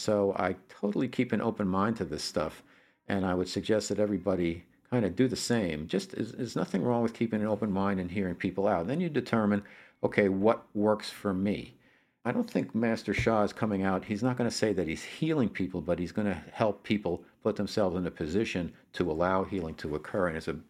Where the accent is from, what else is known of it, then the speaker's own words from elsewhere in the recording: New Jersey, United States; also born or lived in New York; I come from New Jersey and New York, where, you know, half the year the weather is not that great anyhow.